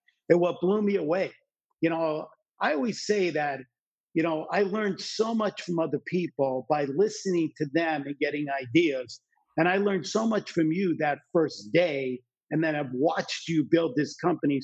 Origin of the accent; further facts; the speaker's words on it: New Jersey, United States; When I grew up in New Jersey, and I grew up in an area where my friends' parents and my parents' friends hated what they did for a living